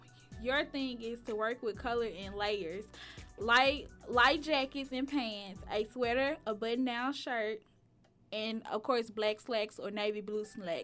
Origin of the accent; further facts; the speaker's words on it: Memphis, Tennessee, United States; as she stated. I'm from Memphis, Tennessee.